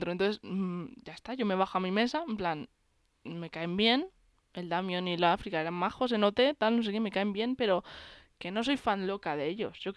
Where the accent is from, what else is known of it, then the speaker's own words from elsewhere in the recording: Castile and León, Spain; estaba en mi pueblo. En mi pueblo, recordemos eso, un pueblo de Valladolid de pocos habitantes.